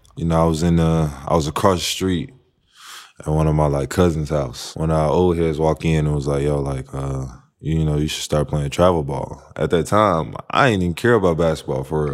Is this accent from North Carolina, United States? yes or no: yes; North Carolina, United States; I'm from North Carolina